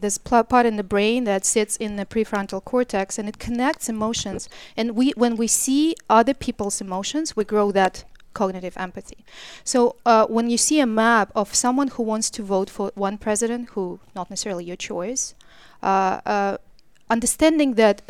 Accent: Canada; What I'm saying, you're because I'm Canadian.

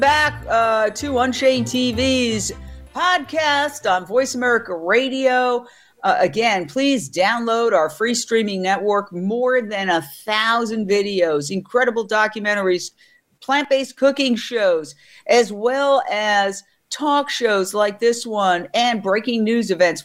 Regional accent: New York City, New York, United States; I grew up in Manhattan

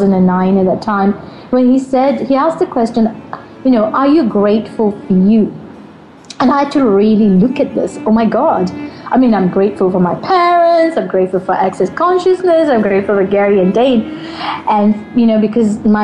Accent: Malaysia; I grew up in Malaysia. I am in Malaysia right now

